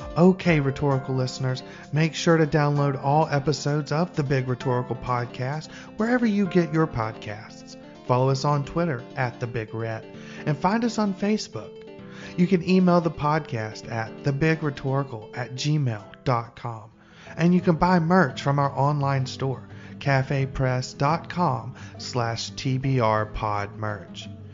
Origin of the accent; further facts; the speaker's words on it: Alabama, United States; I'm from Alabama